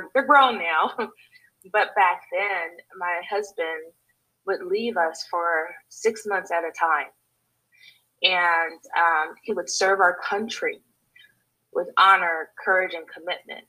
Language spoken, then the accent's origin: English; Los Angeles, California, United States; moved away; I'm originally from Los Angeles, California, you know, the place where all the movies are made